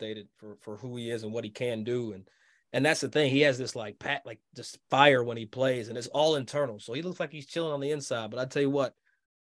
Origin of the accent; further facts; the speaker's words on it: Kentucky, United States; Kentucky, my home state